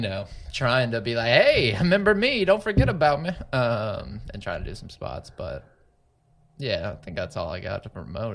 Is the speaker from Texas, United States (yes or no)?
yes; Plano, Texas, United States; now in San Antonio, United States; I grew up in the Dallas area, Plano, which is very much just the same, just white people everywhere, right?